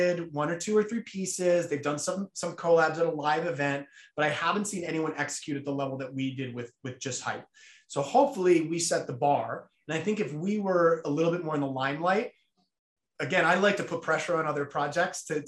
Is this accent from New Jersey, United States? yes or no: yes; New Jersey, United States; I grew up in New Jersey